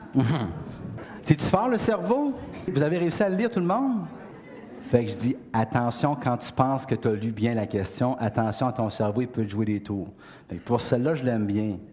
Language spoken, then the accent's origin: French; Beauce, Quebec, Canada; je viens de la Beauce. Dans la Beauce, il n'y a pas beaucoup de chaînes